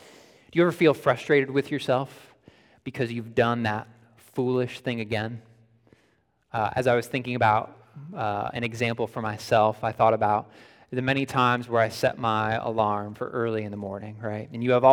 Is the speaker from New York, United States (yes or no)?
yes; Buffalo, New York, United States; I grew up in the Buffalo, New York area, right near Niagara Falls.